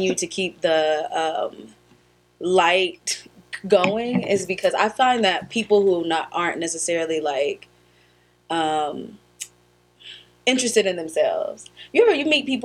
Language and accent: English; United States; clearly we're American